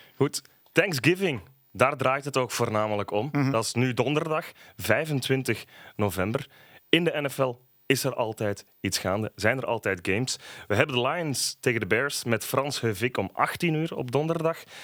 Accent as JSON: {"language": "Dutch", "country": "Belgium", "said": "wij als Belgen"}